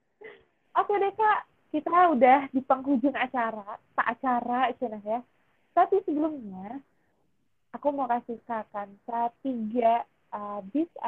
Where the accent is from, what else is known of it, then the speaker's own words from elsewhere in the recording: Depok, West Java, Indonesia; aku di daerah Jabodetabek di Depok aku anak Depok